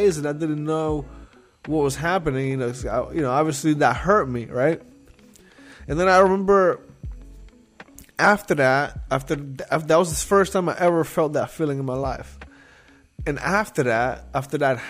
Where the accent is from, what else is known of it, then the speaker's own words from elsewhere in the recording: Nicaragua; moved away; I'm from Nicaragua. It's a third world country